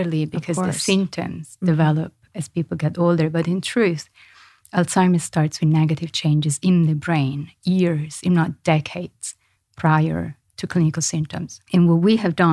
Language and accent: English; Florence, Tuscany, Italy; moved away; I'm from Florence in Italy.